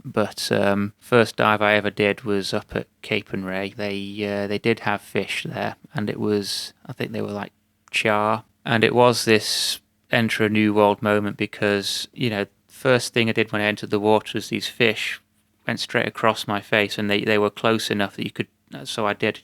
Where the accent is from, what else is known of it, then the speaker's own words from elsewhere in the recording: United Kingdom; as a British national